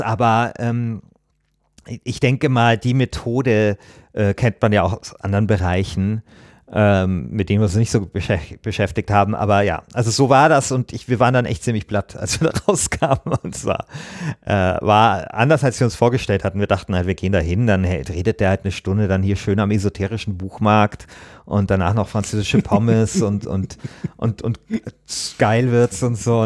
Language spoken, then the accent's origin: German; Bavaria, Germany; Ich komme ja aus Bayern